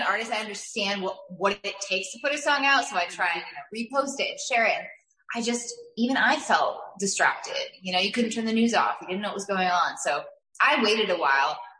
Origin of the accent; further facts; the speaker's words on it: New York, United States; moved away; I'm from New York, so I got to go back home and visit with my family a bit